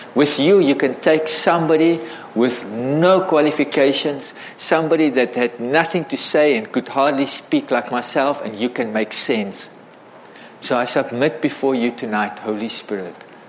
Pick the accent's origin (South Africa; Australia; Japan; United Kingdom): South Africa; I grew up in South Africa as a white South African